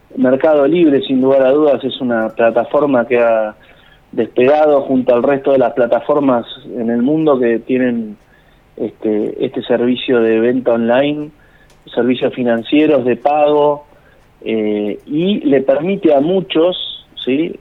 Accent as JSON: {"language": "Spanish", "town": "Pehuajó", "region": "Buenos Aires Province", "country": "Argentina", "tie": "born or raised there", "said": "yo vivía en Pehuajó, nací en Pehuajó y viví en Pehuajó, que es un pueblo chico de la provincia de Buenos Aires"}